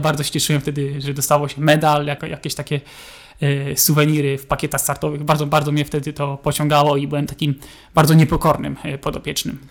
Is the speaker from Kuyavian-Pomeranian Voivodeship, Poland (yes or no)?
yes; Bydgoszcz, Kuyavian-Pomeranian Voivodeship, Poland; Bydgoszcz to jest moje rodzinne miasto